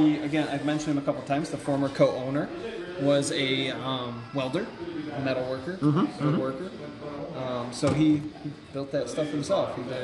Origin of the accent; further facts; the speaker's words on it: Detroit, Michigan, United States; also born or lived in Flint, Michigan / Toledo, Ohio; now in Ohio, United States; Born in Flint. Lived in, like, a suburb of Detroit for about 12 years. Moved to Ohio. Moved back to Detroit after I graduated college.